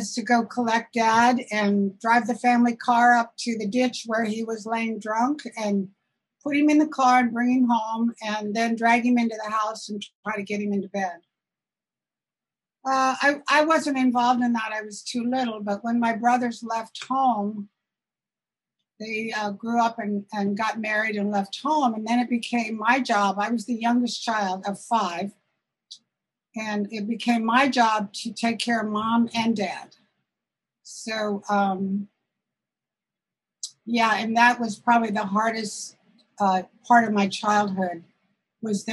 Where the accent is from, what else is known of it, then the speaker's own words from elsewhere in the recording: Southern Illinois, United States; moved away as an adult; also born or lived in Chicago; now in Santa Rosa, United States; I wasn't born in California. I was born in Southern Illinois in a small town.